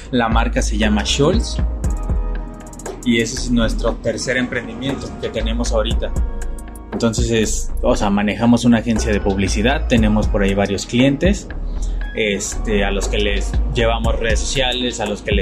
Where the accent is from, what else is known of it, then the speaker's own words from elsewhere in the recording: San Luis Potosí, Mexico; Soy casado, tengo 27 años, soy de San Luis Potosí.